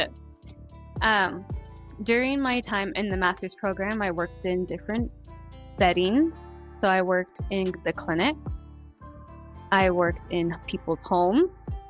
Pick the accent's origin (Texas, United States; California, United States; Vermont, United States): Texas, United States; San Antonio; also born or lived in Corpus Christi; I am from San Antonio. My family's from Corpus.